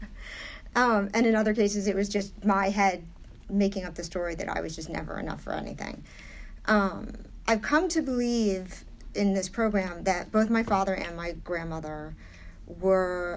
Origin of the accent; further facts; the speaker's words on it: New York City, New York, United States; I'm from New York originally. I was born and raised in New York, primarily in the 80s on the Upper East Side